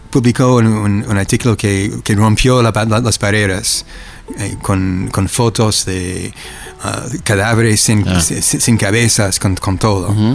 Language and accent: Spanish; Chile; vengo de Chile y eso es lo que está